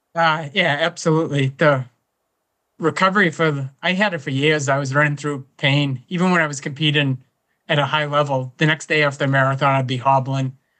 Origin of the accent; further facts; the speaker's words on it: Whitman, Massachusetts, United States; I grew up in Whitman, Massachusetts. It's a small town about twenty miles south of Boston.